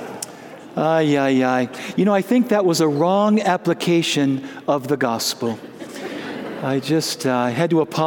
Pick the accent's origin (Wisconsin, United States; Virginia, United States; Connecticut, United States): Wisconsin, United States; moved away; I grew up in the Holy Land of Wisconsin